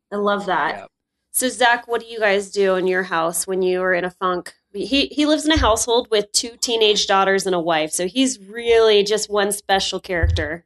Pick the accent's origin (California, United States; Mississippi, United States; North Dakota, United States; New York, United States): North Dakota, United States; now in Salt Lake City, United States; I'm from North Dakota